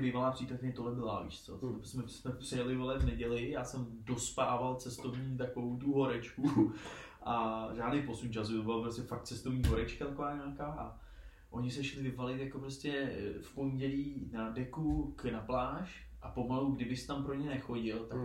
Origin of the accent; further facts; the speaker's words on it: Prague, Czechia; pro nás, pro Pražáky